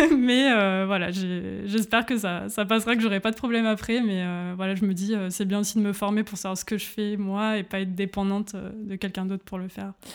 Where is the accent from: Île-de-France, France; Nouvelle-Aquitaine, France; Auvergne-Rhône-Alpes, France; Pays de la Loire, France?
Auvergne-Rhône-Alpes, France; Grenoble; moved away as an adult; now in Berlin, Germany; je viens de Grenoble en France